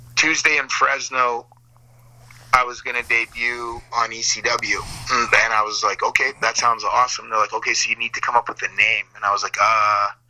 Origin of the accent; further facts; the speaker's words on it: Calgary, Alberta, Canada; moved away as an adult; I grew up in Alberta my whole life, for the first 26 years of my life